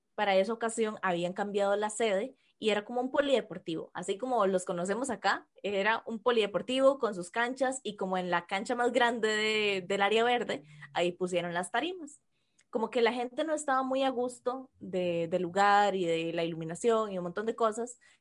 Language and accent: Spanish; Costa Rica; accent: Costa Rican R; en modo normal yo arrastro la R como cualquier tico